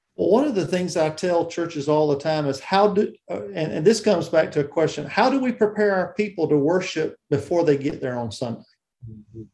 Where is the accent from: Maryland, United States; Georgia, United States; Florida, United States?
Georgia, United States; South; I grew up in South Georgia, uh, down near the Okefenokee Swamp